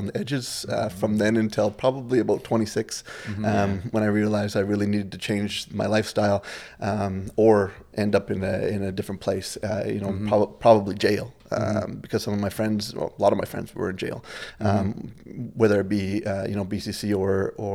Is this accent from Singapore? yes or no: no; Iqaluit, Nunavut, Canada; also born or lived in Inuvik, Northwest Territories; I spent my first 6 years there, and then we moved here. My dad's job got transferred to Iqaluit and Frobisher Bay NWT at the time, and we moved here, and I've been here ever since, so I've been here 34 years